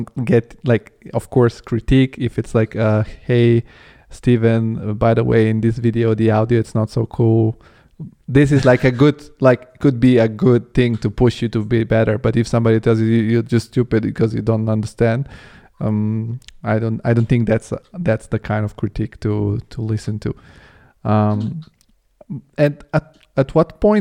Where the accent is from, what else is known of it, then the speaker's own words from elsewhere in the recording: Bulgaria; I come from Bulgaria